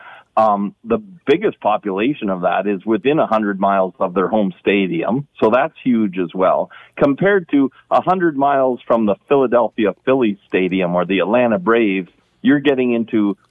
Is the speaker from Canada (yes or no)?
yes; Hamilton, Ontario, Canada; growing up in Hamilton, we have rinks that I don't think are even around anymore